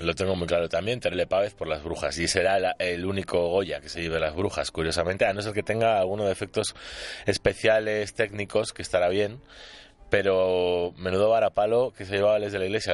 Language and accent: Spanish; Basque Country, Spain; mi tierra porque tiene una producción vasca